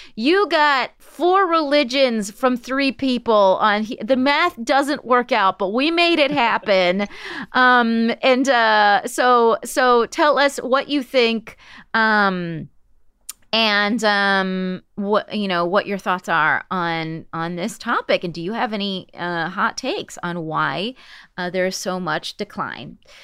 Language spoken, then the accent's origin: English; West Coast, United States; I'm from the West Coast.